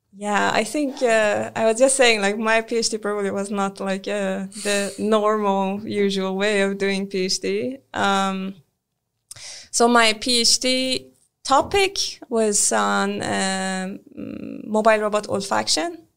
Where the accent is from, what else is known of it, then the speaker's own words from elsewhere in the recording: Iran; moved away as an adult; now in Sweden; I'm originally from Iran